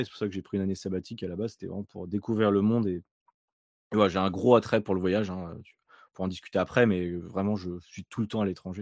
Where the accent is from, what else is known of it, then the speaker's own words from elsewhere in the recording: Nantes, Pays de la Loire, France; moved away as an adult; also born or lived in Alsace / Australia; je viens de Nantes à la base